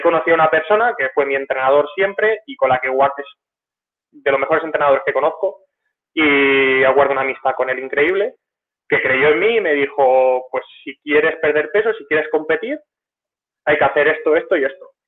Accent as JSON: {"language": "Spanish", "area": "near Rojales", "region": "Valencian Community", "country": "Spain", "tie": "born or raised there", "said": "Y de mi pueblo a Rojales habrá como 8, kilómetros"}